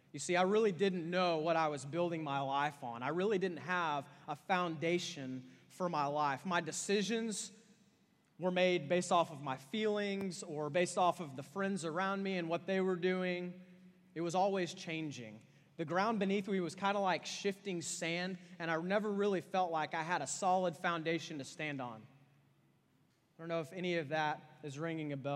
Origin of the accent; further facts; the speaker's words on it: Austin, Texas, United States; I'm from Austin, Texas, and Austin, Texas is famous for hipsters